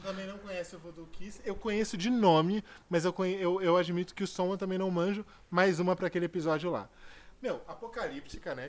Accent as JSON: {"language": "Portuguese", "region": "São Paulo", "country": "Brazil"}